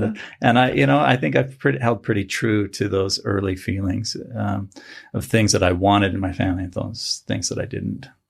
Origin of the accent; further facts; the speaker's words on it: Salt Lake City, Utah, United States; also born or lived in Provo, Utah / Bountiful, Utah / Ohio / Florida; I grew up in Salt Lake, mostly, well, Utah, mostly.